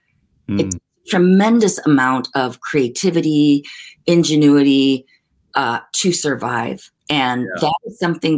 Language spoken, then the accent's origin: English; Oregon, United States; born or raised there; also born or lived in Korea